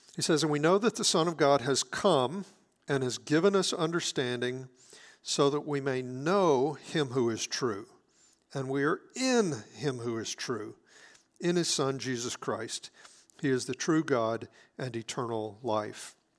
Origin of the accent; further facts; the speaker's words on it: South Mississippi, United States; I grew up in South Mississippi